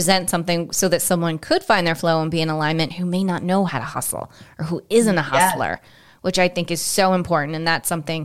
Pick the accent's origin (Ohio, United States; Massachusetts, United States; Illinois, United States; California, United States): Massachusetts, United States; Cape Cod, Boston; also born or lived in the desert (likely Arizona); now in Florida, United States; I grew up on Cape Cod, up in Boston